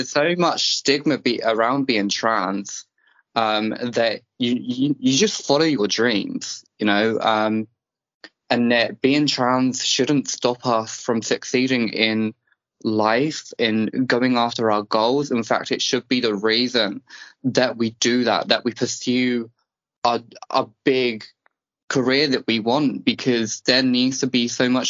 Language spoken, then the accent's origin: English; England, United Kingdom; I'm English.